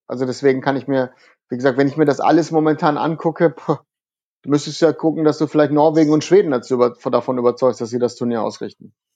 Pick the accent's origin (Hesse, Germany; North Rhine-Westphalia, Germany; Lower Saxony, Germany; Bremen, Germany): North Rhine-Westphalia, Germany; bei uns im Westen von Deutschland in Nordrhein-Westfalen